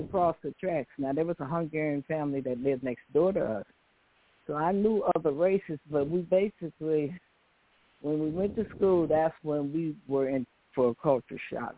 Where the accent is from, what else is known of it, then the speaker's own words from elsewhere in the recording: the South, United States; accent: Southern; I had a Southern accent, and I still have it